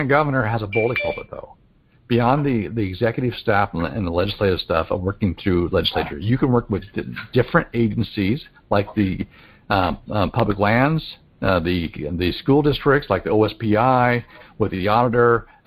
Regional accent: Eastern Washington, United States; now in Western Washington, United States; I grew up in Eastern Washington and I live in Western Washington

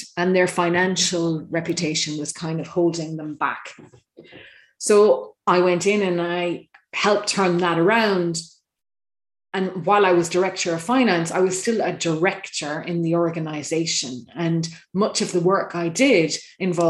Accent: Ireland; As an Irish person overseas

